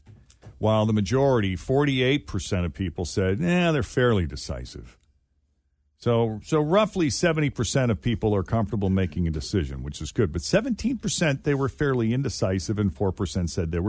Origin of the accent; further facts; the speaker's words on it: New England, United States; Growing up in New England, man, you're kind of a maple syrup snob.